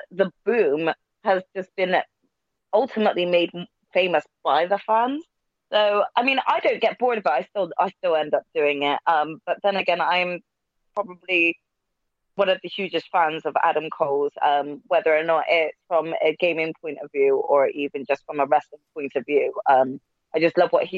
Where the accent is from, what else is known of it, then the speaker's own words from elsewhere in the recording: United Kingdom; for us Brits